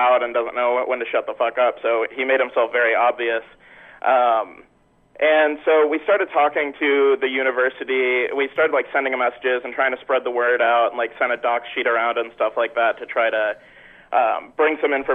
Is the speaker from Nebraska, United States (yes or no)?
yes; Kearney, Nebraska, United States; now in Lincoln, United States; I moved to Lincoln from Kearney